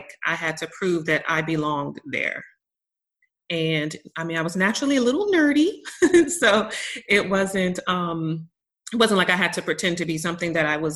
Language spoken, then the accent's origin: English; Maryland, United States; now in Texas, United States; originally I am from Maryland, and which is a really small state, and right outside of Washington, D.C. And the county that I'm from is like, there's a large Black population